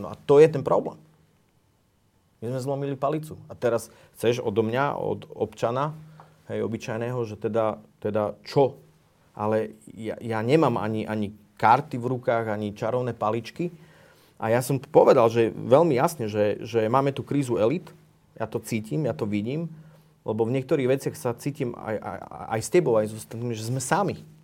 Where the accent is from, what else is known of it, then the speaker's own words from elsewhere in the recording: Slovakia; moved away; also born or lived in Iceland; ja som teda Slovák